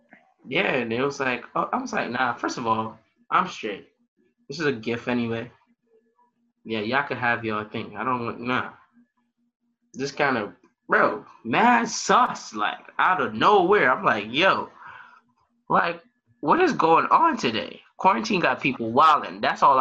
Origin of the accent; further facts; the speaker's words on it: Michigan, United States; I'm from Michigan. I don't got no money.